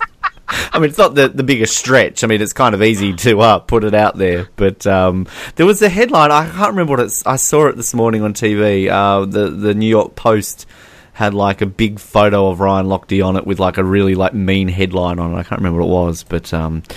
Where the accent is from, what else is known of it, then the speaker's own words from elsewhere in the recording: Australia; as an Australian